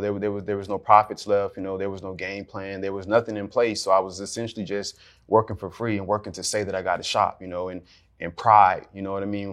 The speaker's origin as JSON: {"language": "English", "town": "Jacksonville", "region": "Florida", "country": "United States", "tie": "born or raised there", "said": "I am from Jacksonville, Florida, also known as Duval County"}